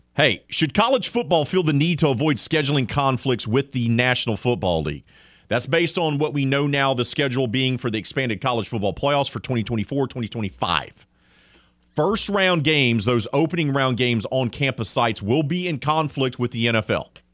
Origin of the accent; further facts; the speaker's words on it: Mobile, Alabama, United States; I'm from Mobile